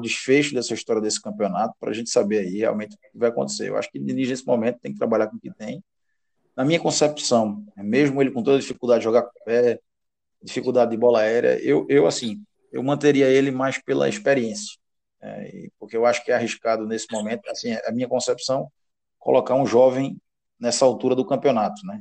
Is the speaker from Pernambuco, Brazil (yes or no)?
yes; Recife, Pernambuco, Brazil; em Recife, aqui na minha terra